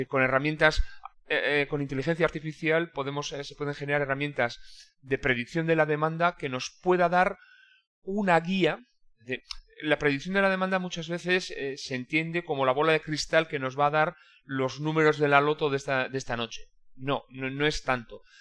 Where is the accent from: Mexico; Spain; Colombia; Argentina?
Spain; Irún, Basque Country; yo soy de Irún, que es una pequeña ciudad fronteriza